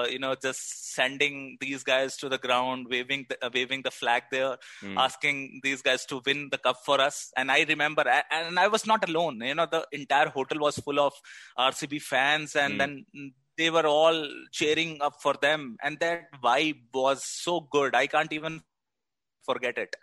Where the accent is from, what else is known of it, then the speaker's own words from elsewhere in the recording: Delhi, India; now in Bangalore, India; I am from Delhi.